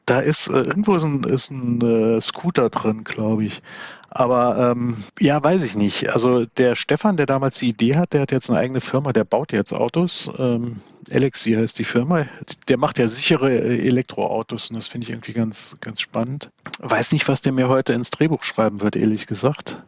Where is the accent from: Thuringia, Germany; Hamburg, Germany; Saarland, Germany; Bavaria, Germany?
Saarland, Germany; Saarbrücken; moved away; ich bin 1971 in Saarbrücken geboren und irgendwann auch wieder hier gelandet und sesshaft geworden